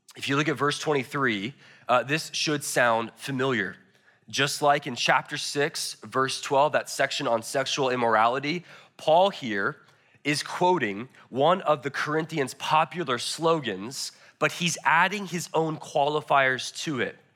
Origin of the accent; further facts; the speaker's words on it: United States; I love being an American